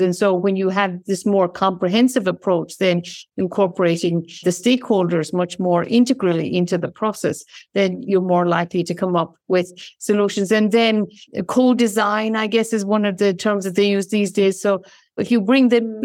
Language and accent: English; Ireland; moved away; I come from Ireland